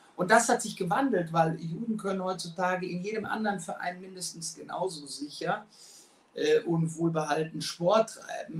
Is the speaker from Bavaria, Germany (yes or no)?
no; Frankfurt, Hesse, Germany; wohne und bin Frankfurter durch und durch. Ähm, wir haben drei gesunde Kinder, sind in Frankfurt aufgewachsen